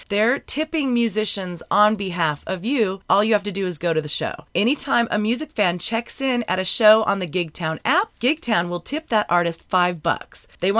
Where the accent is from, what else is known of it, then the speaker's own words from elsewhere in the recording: Lancaster, California, United States; Ian McCarter from my hometown of Lancaster, California, my desert brother.